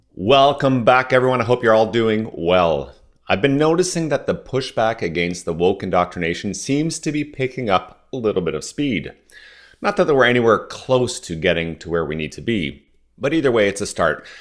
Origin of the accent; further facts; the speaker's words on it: Southern Ontario, Canada; first language French; English is a second language; I grew up in Southern Ontario as the first generation that was born outside of Quebec